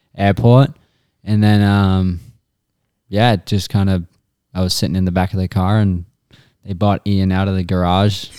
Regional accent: Australia; from Australia, and, uh, I'm currently in Phoenix

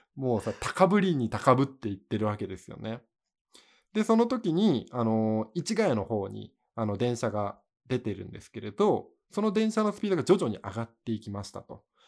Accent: Miyagi, Japan; 俺、宮城出身だけど

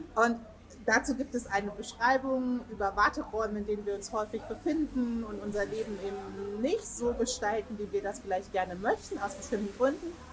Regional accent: Hanover, Lower Saxony, Germany; Hanover City

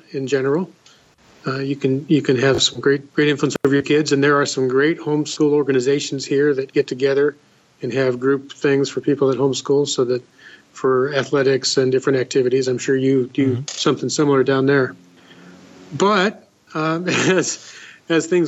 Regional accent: Los Angeles, California, United States; moved away as an adult; now in Washington, United States; I didn't actually grow up here in Washington. I grew up in Southern California in the Los Angeles area

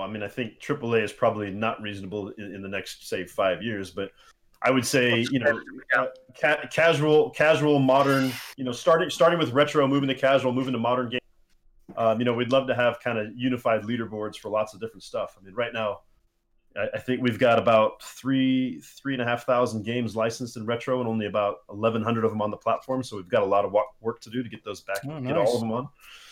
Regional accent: United States; I'm American

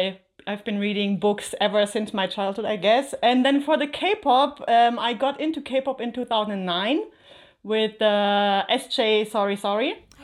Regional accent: Germany; So I am from Germany

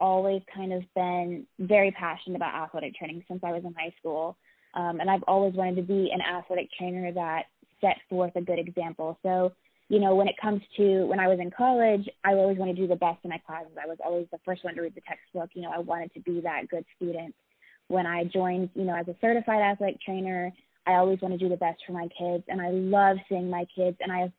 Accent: Alaska, United States; I am originally from Alaska. I was a military child growing up, so I've kind of been all over the place.

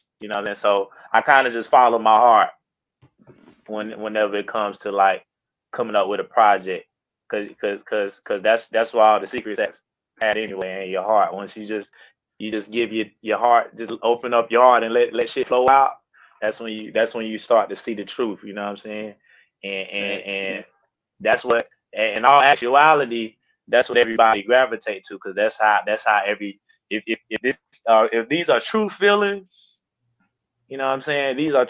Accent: Carolina, United States; and I'm from Carolina, I love Carolina, I rep that shit

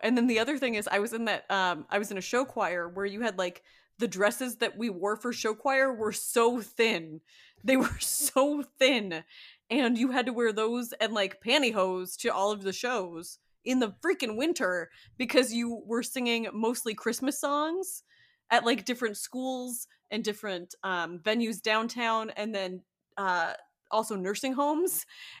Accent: Miami, Florida, United States; also born or lived in Chicago; I am from Miami. I went to high school in Chicago

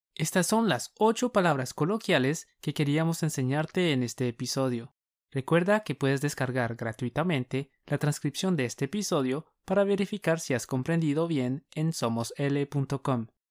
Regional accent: Colombia; Somos dos profes colombianos

